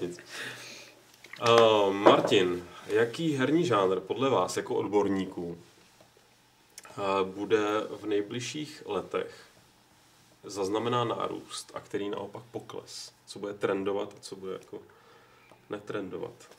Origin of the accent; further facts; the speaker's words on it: Prague, Czechia; jsem Pražák, protože můj otec, který žil mnoho let v Brně, tak tomu tak říkal